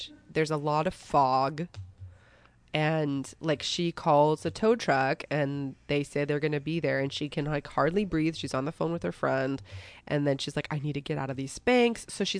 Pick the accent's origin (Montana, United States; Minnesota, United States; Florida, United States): Minnesota, United States; We're from Minnesota.